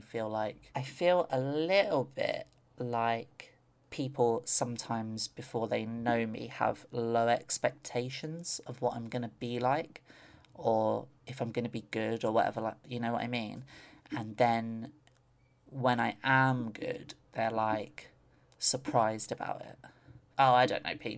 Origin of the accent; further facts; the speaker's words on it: London, United Kingdom; I grew up in London